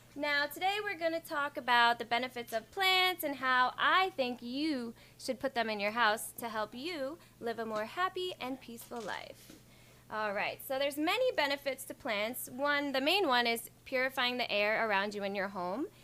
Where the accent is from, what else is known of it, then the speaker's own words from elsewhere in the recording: Ocho Rios, Saint Ann, Jamaica; now in United States; growing up in Ochi on the farm